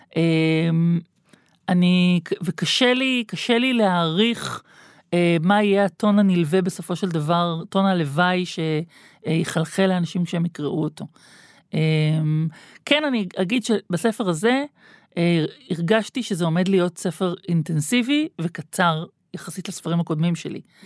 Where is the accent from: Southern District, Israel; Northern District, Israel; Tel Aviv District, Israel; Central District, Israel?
Tel Aviv District, Israel; Tel Aviv; אני בטעות נולדתי בגוף של תל אביבית, אני לגמרי ירושלמית